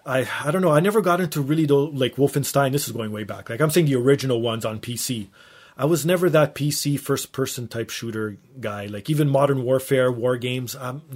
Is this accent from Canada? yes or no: yes; Canada; I'm Canadian.